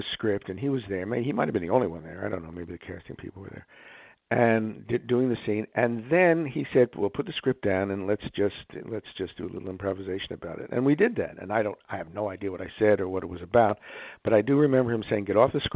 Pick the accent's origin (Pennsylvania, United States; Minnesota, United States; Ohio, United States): Pennsylvania, United States; Philadelphia; moved away as an adult; also born or lived in New York / California; I was born and raised in Philadelphia